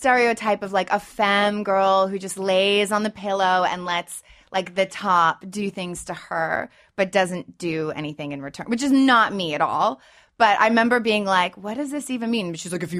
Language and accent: English; United Kingdom; I'm British, and, like, that, and that's been, like, my lifeline, survival tactic